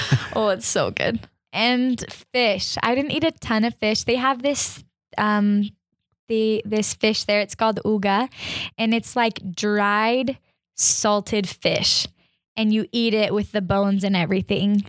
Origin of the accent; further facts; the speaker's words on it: Arizona, United States; I'm from Arizona